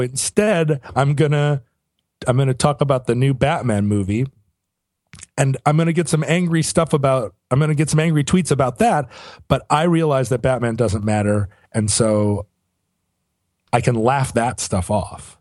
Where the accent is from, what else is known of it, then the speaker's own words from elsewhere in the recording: United States; I'm an American